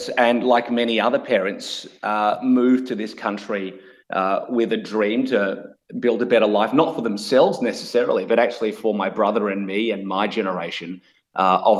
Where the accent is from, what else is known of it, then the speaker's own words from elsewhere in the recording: Australia; also born or lived in Melbourne, Australia; I'm an ABC, so Australian-born Chinese, which means I was born here in Australia, but my parents are from Malaysia